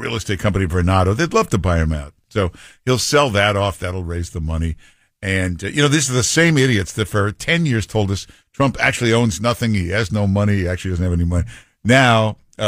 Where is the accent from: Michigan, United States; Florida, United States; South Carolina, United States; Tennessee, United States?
Michigan, United States; moved away; I'm from Michigan originally